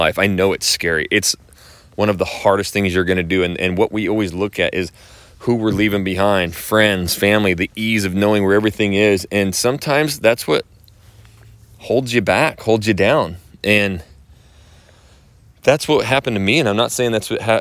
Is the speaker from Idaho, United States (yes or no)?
yes; Idaho, United States; now in Kingwood, Texas, United States; I come from Idaho